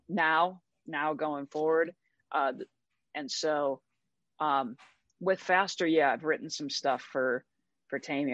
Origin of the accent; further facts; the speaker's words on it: St. Louis, Missouri, United States; moved away; I'm from St. Louis, Missouri originally